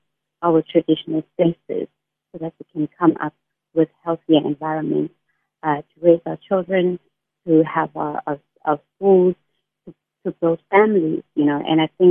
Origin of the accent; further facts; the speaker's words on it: Eastern Cape, South Africa; moved away as an adult; now in Cape Town, South Africa; I'm a South African woman. And I, somebody that comes from the Eastern Cape, I came to Cape Town to pursue my studies